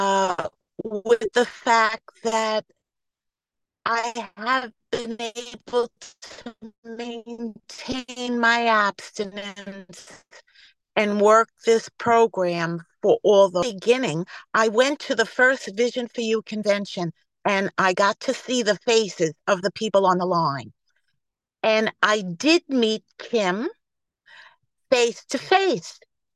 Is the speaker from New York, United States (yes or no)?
yes; New York, United States; accent: New York; I am gratefully recovered from New York, if you can't tell by my New York accent.